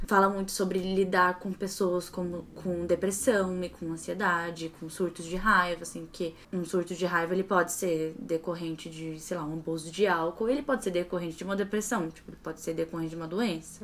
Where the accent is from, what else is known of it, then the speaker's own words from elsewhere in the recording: ABC, São Paulo, Brazil; also born or lived in Northeast Brazil; Eu cresci no ABC. Enfim, eu nasci no ABC, morei no Nordeste, depois voltei pra ABC